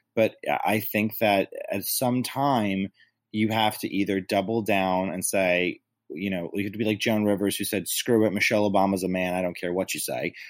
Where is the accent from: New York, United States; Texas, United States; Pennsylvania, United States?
New York, United States; being a native New Yorker and being a New Yorker